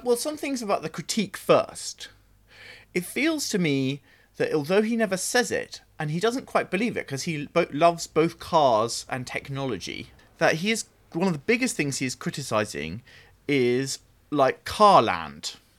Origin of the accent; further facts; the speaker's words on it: Oxfordshire, South East England, United Kingdom; I grew up in Oxfordshire